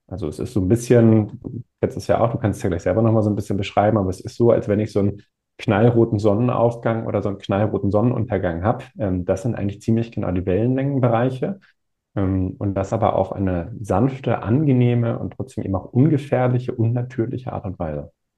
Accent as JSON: {"language": "German", "region": "Northern Germany", "country": "Germany", "said": "Ich komme aus Norddeutschland, haben wir ohne Ende Wind"}